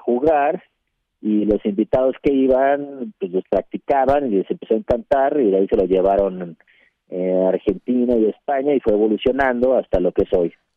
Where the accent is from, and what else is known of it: Mexico